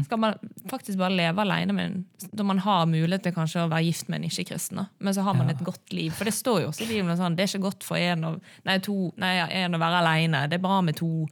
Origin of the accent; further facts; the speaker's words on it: Bergen, Vestland, Norway; jeg er bergenser